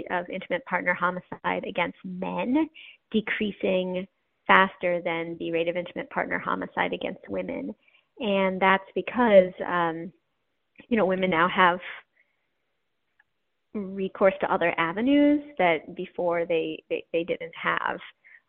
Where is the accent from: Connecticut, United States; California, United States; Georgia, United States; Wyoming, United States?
Wyoming, United States; born there; also born or lived in New York / Iowa; I was born in Wyoming and then lived in upstate New York, about a mile from our nearest neighbor, and then in Iowa.